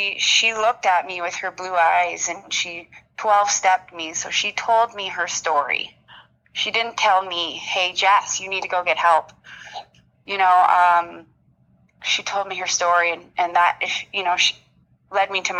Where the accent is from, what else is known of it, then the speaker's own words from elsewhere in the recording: Walkerton, Ontario, Canada; I grew up in a small town in Walkerton, Ontario